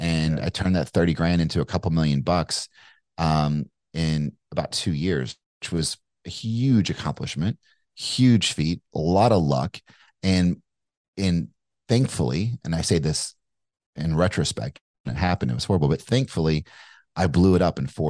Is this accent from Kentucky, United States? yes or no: yes; Kentucky, United States; accent: Kentucky; Like, yeah, that's great, but I'm from Kentucky. I had like more of a Kentucky accent. Like, you know, I'm from Kentucky.